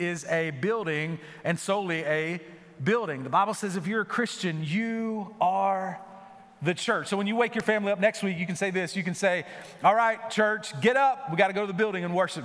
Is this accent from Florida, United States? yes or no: yes; North Florida, United States; moved away; we grew up in the deep South, so we're in North Florida